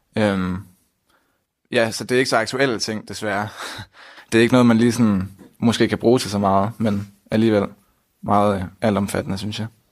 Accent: Aarhus, Central Denmark Region, Denmark; jeg er 20 år, og jeg kommer fra Aarhus

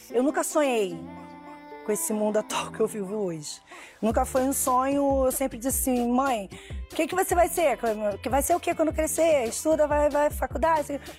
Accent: Rio de Janeiro, Brazil; Porque naquela época, assim, infância, criança, eu fui criada no Irajá.

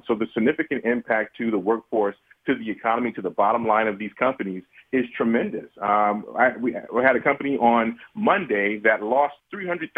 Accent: the South, United States; I'm from the South

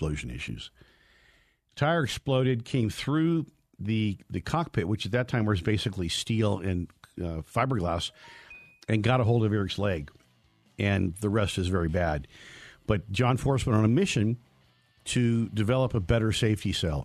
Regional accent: United States; now in Colorado, United States; where I grew up in Lake Tahoe in the Sierra Cement

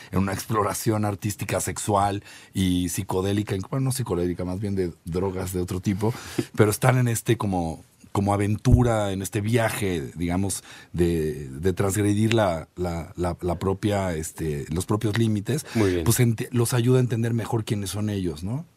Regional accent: Naucalpan, State of Mexico, Mexico; yo crecí igual en en Echegaray

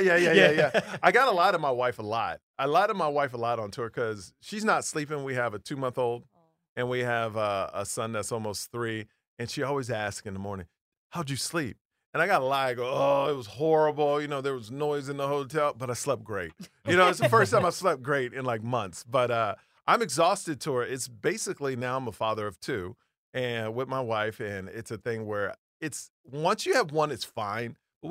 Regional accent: Houston, Texas, United States; I grew up in Houston, Texas, all like white people, right?

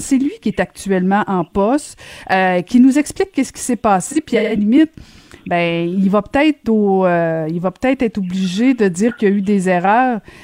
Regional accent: Quebec, Canada

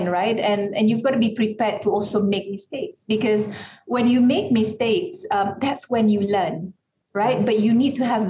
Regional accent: Sarawak, Malaysia; I'm very, very proud to be a Malaysian.

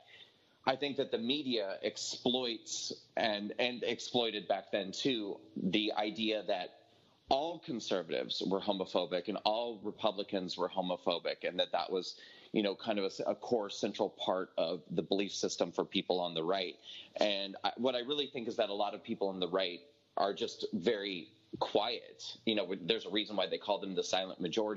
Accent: rural Nebraska, United States; I grew up at a time and in a geographic location, you know, that being rural Nebraska

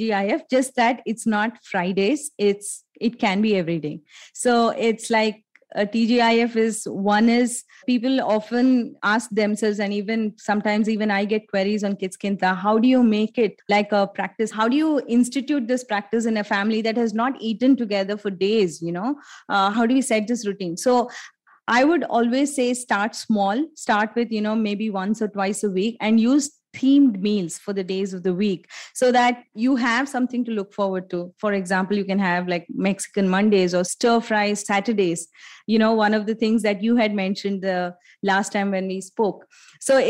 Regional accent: India; all along as Indian families

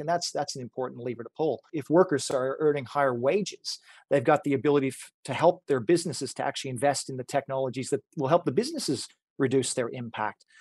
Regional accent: Canada; moved away; Back in Canada, I grew up in Canada.

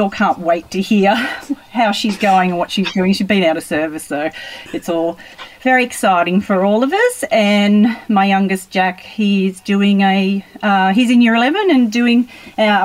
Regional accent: Gilgandra, New South Wales, Australia; I've lived in Gil all my life, born and bred here pretty much.

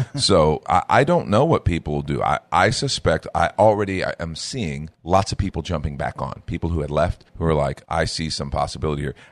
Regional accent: United States; as an American

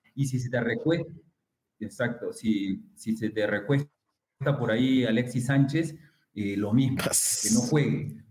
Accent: Lima, Peru; moved away as an adult; also born or lived in Callao; yo era del callado y que yo nací en la Victoria

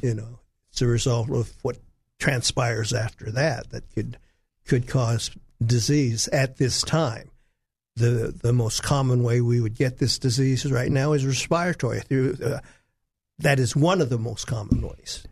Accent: Los Angeles, California, United States; moved away as an adult; now in Arkansas, United States; I'm from Hollywood, California, where I trained

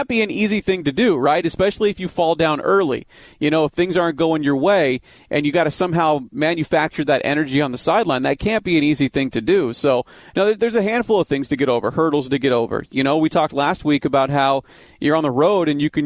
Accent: the Valley, Arizona, United States; I grew up here in the Valley with before the Cardinals were here in 88

